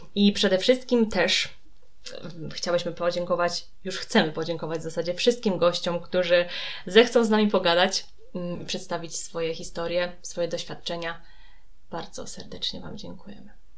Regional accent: Poland; z terenów Śląska, Małopolski, czyli z terenów, z których pochodzimy, właśnie z Julką, obydwie

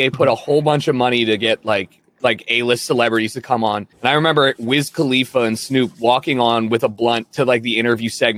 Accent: Baltimore, Maryland, United States

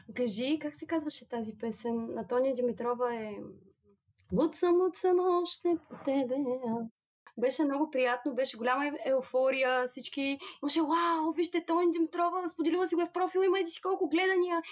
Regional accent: Burgas, Burgas Province, Bulgaria; Аз съм от Бургас и работя като юрисконсулт.

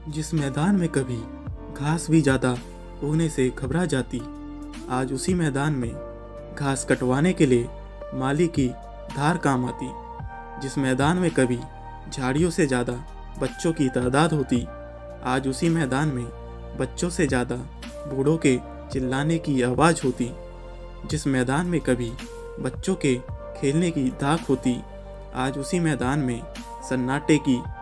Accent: Ghaziabad, Uttar Pradesh, India; मैं गाजियाबाद उत्तर प्रदेश का रहने वाला हूं

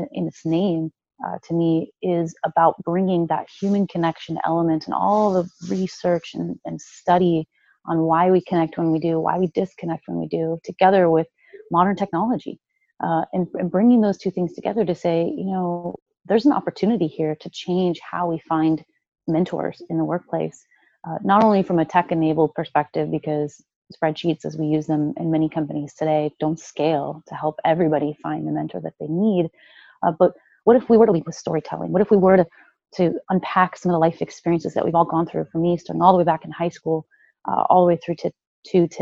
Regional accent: Chicago, Illinois, United States; now in Seattle, United States; I grew up in the Midwest. So I grew up in Chicago

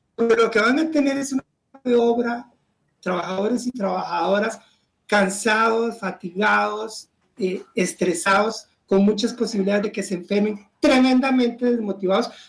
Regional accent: Costa Rica

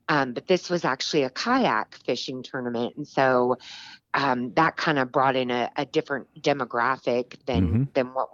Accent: Richmond, Virginia, United States; moved away as an adult; now in Kentucky, United States; I am originally from Richmond, Virginia

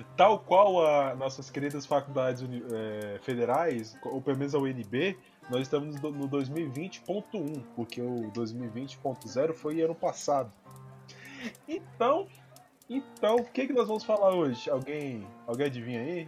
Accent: Brazil; Eu sou brasileiro

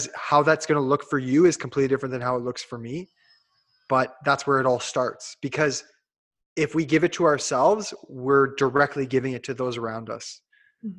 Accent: Hamilton, Ontario, Canada; I'm like Hamilton

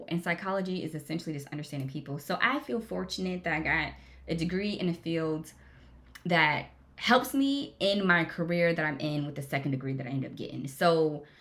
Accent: Jacksonville, Florida, United States; I was raised in Jacksonville, Florida, went to school there

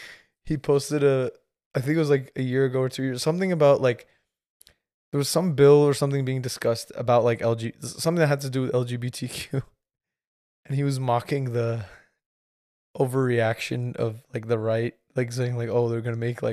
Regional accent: Bay Area, California, United States; moved away as an adult; also born or lived in Minnesota; I was born in the Bay Area but refined in Minnesota.

